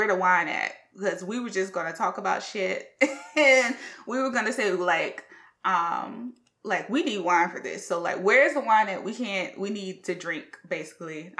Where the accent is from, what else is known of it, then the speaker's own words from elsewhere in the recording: South Carolina, United States; We're all from the South. Yes, we're from South Carolina